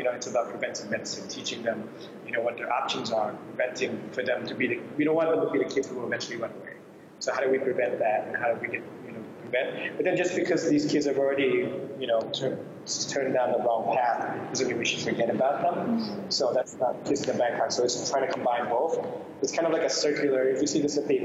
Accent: New York, New Jersey, East Coast, United States; moved away as an adult; now in Bangkok, Thailand; I grew up in the States, so East Coast, New York, New Jersey.

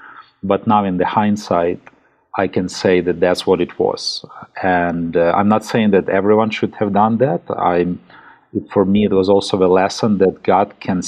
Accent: Kyiv, Ukraine; I'm from Ukraine. We live in Kyiv. I still would like to say that we live in Kyiv because I believe that what's happening now is a temporary arrangement

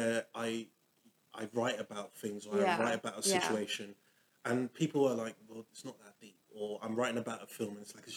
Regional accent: Nigeria; moved away; my growing up in Nigeria

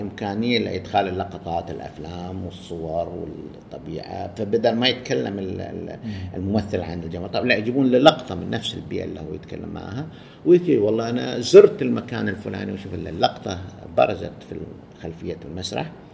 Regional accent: Saudi Arabia; عندنا بالسعودية

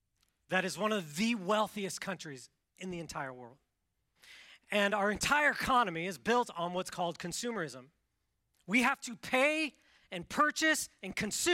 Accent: Washington, United States; I grew up in Washington State, the Pacific Northwest, so it's wet there.

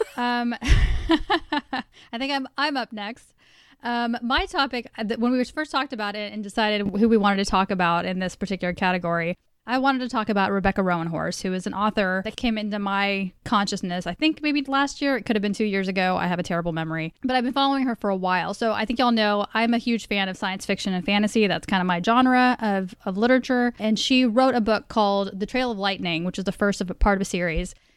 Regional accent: Dallas-Fort Worth area, Texas, United States; we are all from the Dallas, Fort Worth area

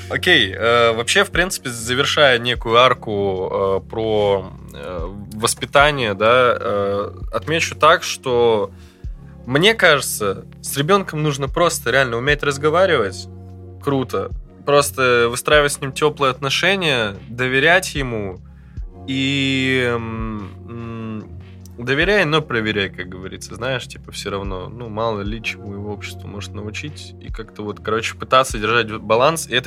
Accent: Yakutsk, Sakha Republic, Russia; moved away; Но я рос в Якутске

